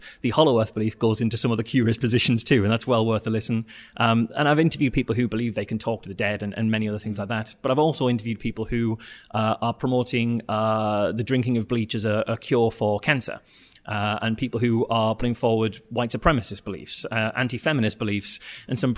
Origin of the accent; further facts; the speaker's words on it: North East England, United Kingdom; accent: northeastern; That's a northeastern accent for you